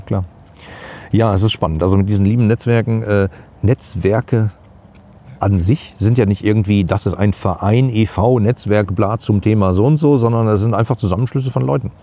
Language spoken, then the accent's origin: German; Gladbeck, North Rhine-Westphalia, Germany; bei uns in, in Gladbeck, wo ich groß geworden bin